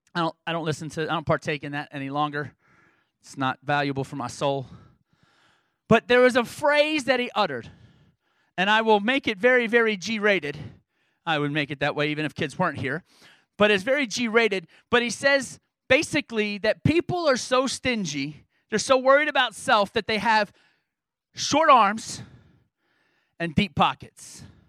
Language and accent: English; New York, United States; I grew, I grew up in New York as my high school growing up